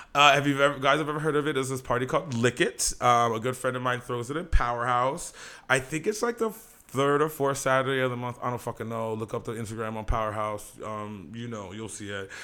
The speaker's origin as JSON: {"language": "English", "town": "Santa Barbara", "region": "California", "country": "United States", "tie": "born or raised there", "said": "I grew up in Santa Barbara"}